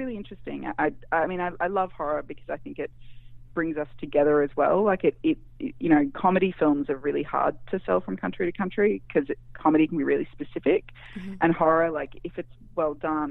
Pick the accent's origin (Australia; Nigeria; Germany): Australia; I'm obviously not from America. I'm Australian